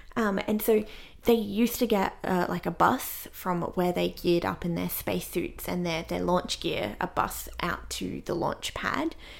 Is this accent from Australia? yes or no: yes; Australia; as an Australian